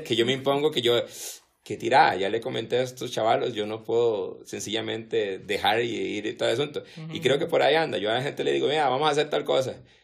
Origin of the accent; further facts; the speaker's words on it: Costa Rica; como somos los ticos